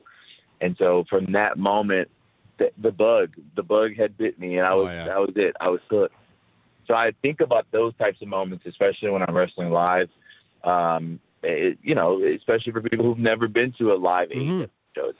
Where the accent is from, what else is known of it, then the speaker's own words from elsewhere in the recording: United States; especially as an American